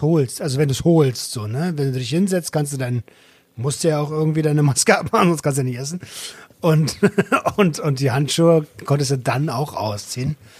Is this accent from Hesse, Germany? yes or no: no; Berlin, Germany; Also ich bin Berliner.